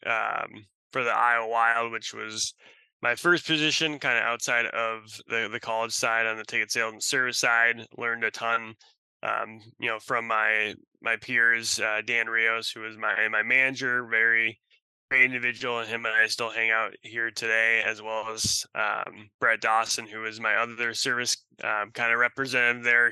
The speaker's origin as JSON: {"language": "English", "country": "Russia", "tie": "born or raised there", "also_born_or_lived": "Wisconsin, United States", "moved": "yes", "lives_now": "Seattle, United States", "said": "I'm from Russia. I was born in Russia. And so coming to the United States"}